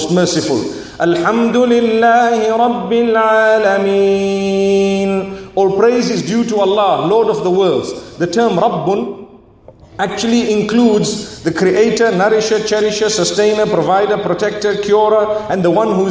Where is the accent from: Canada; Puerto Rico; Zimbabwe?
Zimbabwe; back where I come from